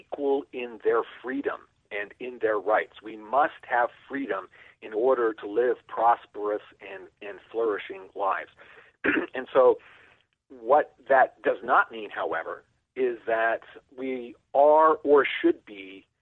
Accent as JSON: {"language": "English", "town": "Niagara Falls", "region": "Ontario", "country": "Canada", "tie": "born or raised there", "moved": "as an adult", "lives_now": "United States", "said": "When I was about 7 or 8 years old, living in Niagara Falls, Ontario, Canada"}